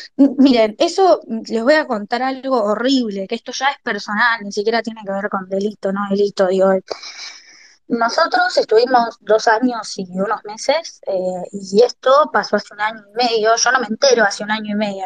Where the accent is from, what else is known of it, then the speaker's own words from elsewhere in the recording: La Plata, Buenos Aires Province, Argentina; moved away as an adult; now in Buenos Aires, Argentina; yo soy nacida en La Plata, y en el 20 en el 2021 se me ofrece una oportunidad importante acá en Capital para trabajar y me mudo